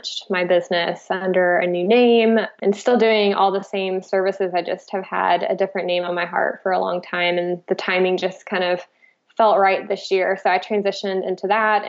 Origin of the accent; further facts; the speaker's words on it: Florida, United States; moved away as an adult; now in Oregon, United States; I'm originally from Florida